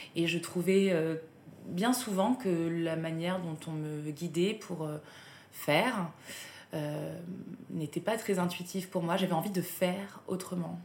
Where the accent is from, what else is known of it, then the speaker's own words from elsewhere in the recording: south of France, France; moved away; je viens du sud de la France